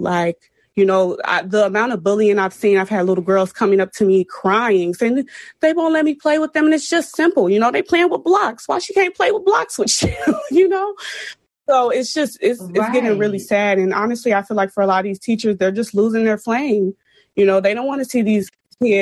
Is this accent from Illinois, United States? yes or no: yes; Chicago, Illinois, United States; I'm from CPS and it's very underfunded